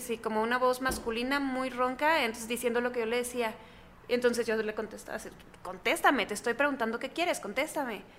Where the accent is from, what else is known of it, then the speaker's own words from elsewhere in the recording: Chihuahua, Mexico; en Chihuahua, que es de donde soy, yo vivía en casa de mis abuelos.